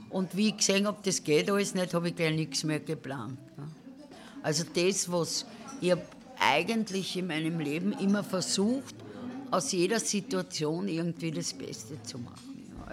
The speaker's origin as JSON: {"language": "German", "town": "Cologne", "region": "North Rhine-Westphalia", "country": "Germany", "moved": "as an adult", "lives_now": "Austria", "said": "Naja, und dann bin ich da gekommen und habe als Kölnerin gearbeitet"}